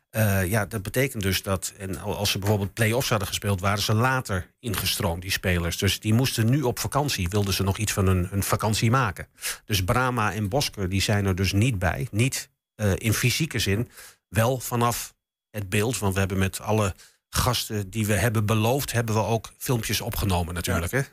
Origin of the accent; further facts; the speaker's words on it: Enschede, Overijssel, Netherlands; ik kom ook uit Enschede natuurlijk. Ik ben hier geboren. Ik stond vroeger ook als, als, als jongetje van, van, van, van negen jaar stond ik op vak PP in het oude Diekman